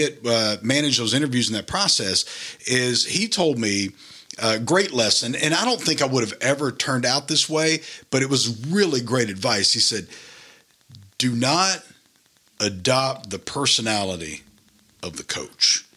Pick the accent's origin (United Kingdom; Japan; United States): United States; Delhi, Louisiana; moved away as an adult; I grew up in Delhi, Louisiana